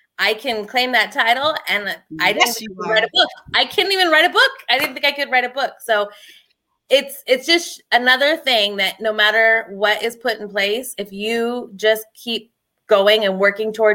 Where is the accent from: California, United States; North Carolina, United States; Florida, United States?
California, United States; San Diego; moved away; also born or lived in Pennsylvania; I'm from San Diego and my mom moved me to Pennsylvania